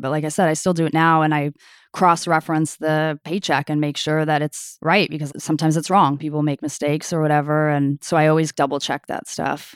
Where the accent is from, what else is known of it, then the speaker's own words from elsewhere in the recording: Sunnyvale, California, United States; also born or lived in Toronto, Canada; I grew up in Sunnyvale. I was born in Toronto, Canada, but I grew up in the South Bay in Sunnyvale